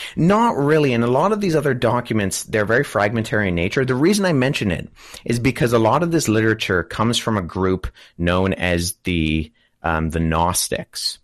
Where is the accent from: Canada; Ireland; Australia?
Canada; I'm a Canadian. Uh, I live in Toronto, Canada.